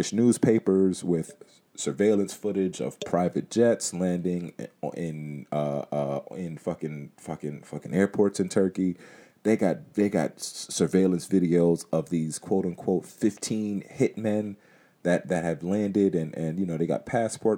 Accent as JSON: {"language": "English", "country": "United States", "tie": "born or raised there", "said": "as an American citizen, as somebody that has lived in the United States my whole life"}